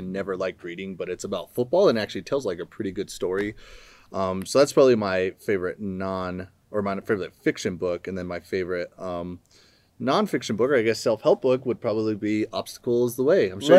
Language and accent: English; Santa Fe, New Mexico, United States; now in Loveland, United States; Originally from Santa Fe, New Mexico, down south. And the New Mexico, not the old Mexico.